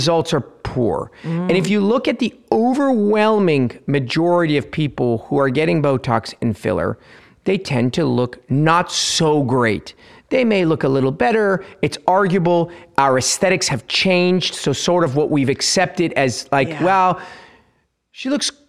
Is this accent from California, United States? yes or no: yes; Los Angeles, California, United States; born or raised there; also born or lived in Tehran, Iran